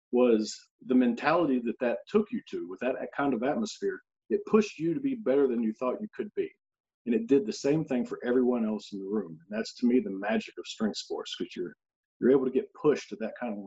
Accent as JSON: {"language": "English", "region": "North Carolina", "country": "United States", "tie": "born or raised there", "moved": "as an adult", "lives_now": "East Tennessee, United States", "said": "I originally grew up in North Carolina, which is just one state over, in a very similar area. It's pretty rural in general, small town"}